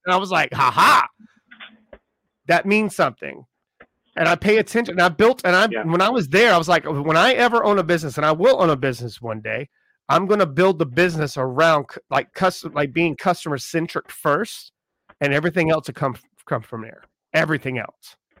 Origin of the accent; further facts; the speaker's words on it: South Carolina, United States; I grew up in South Carolina